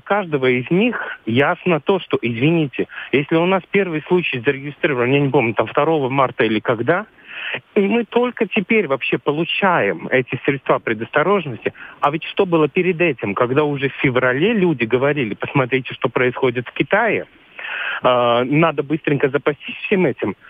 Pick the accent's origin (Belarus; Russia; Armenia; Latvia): Latvia; Я сам латыш